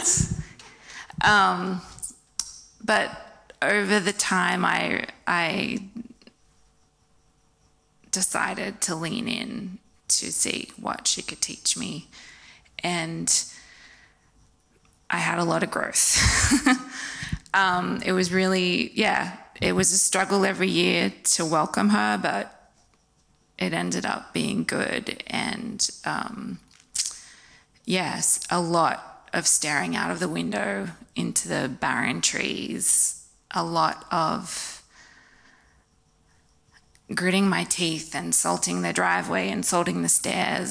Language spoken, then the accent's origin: English; Wollongong, New South Wales, Australia; moved away as an adult; also born or lived in Indiana, United States; I grew up here in Wollongong on the coast.